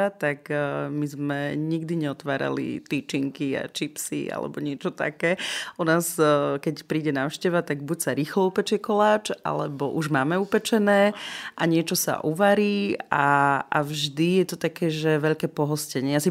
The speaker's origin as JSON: {"language": "Slovak", "region": "eastern Slovakia", "country": "Slovakia", "tie": "born or raised there", "said": "Zobrala som kamarátov z Bratislavy, z rôznych častí Slovenska k nám domov na východ, pretože chceli vidieť, odkiaľ som, odkiaľ pochádzam, kde som vyrastala."}